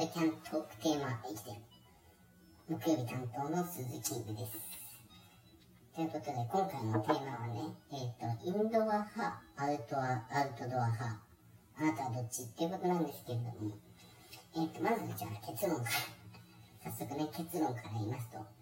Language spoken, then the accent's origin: Japanese; Shizuoka, Japan; moved away; also born or lived in Kanto; 僕ねあの出身 は静岡なんですけど